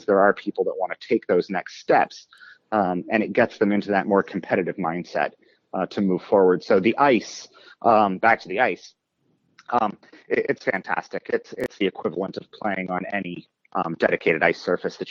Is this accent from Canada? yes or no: yes; Windsor, Ontario, Canada; moved away as an adult; also born or lived in Toronto area; now in Pittsburgh, United States; I was born and raised in Windsor, Ontario, up in Canada.